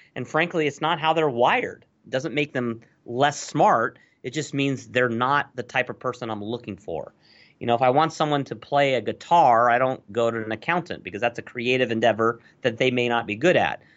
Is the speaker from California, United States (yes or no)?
yes; Los Angeles, California, United States; I grew up in Los Angeles in the eighties. So I was a Valley dude. I actually grew up in the San Fernando Valley.